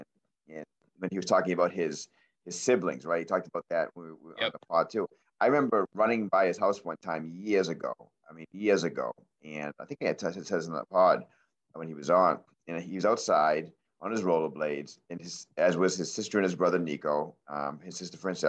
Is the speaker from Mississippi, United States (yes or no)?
no; Maine, United States; growing up in Maine